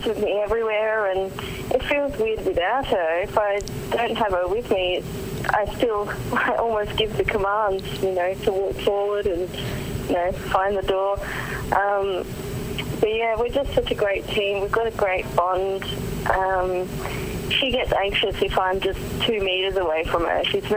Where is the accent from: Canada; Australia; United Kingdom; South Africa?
Australia; Adelaide, South Australia; my hometown of Adelaide.